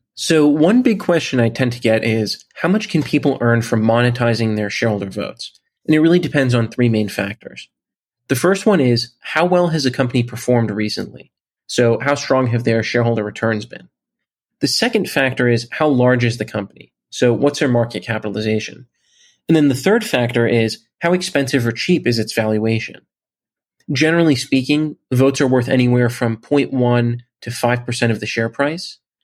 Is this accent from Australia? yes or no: no; Bay Area, California, United States; I'm from the Bay Area in California